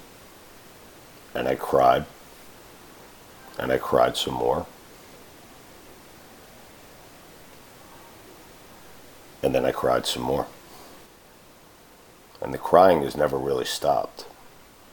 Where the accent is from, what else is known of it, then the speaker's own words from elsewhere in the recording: Parkland, Florida, United States; my hometown, to my city, to a place I care deeply about